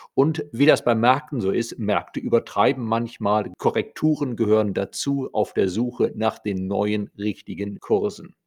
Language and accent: German; Germany; bei uns in Deutschland